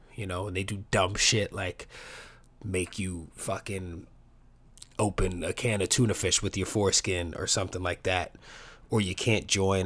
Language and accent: English; New York City, New York, United States; I grew up in New York City, the best city in the world